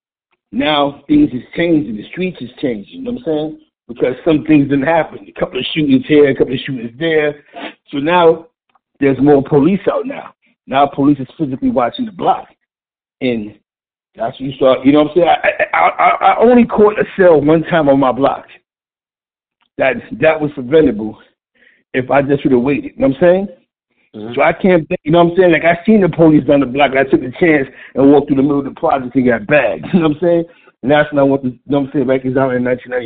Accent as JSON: {"language": "English", "town": "New York City", "region": "New York", "country": "United States", "tie": "born or raised there", "said": "That's the type of neighborhood I grew up in on East Harlem"}